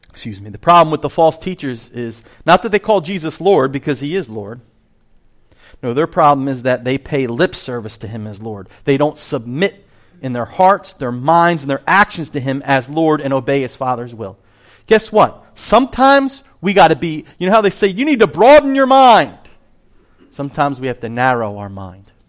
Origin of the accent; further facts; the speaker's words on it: New Jersey, United States; I am from Jersey.